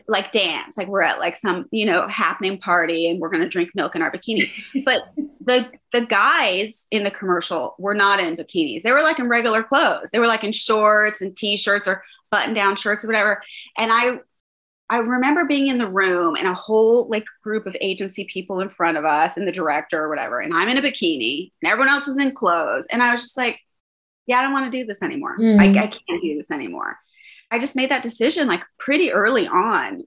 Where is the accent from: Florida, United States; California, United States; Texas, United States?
California, United States; Riverside; also born or lived in Pomona; I grew up mainly in Pomona and Riverside, which are suburbs of Los Angeles, you know, an hour and a half away